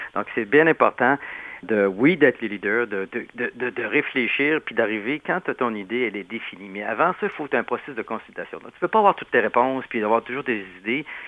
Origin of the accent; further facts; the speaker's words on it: Quebec City, Quebec, Canada; je viens de Québec, la ville de Québec. Puis à Québec, il n'y a pas tellement d'anglophones.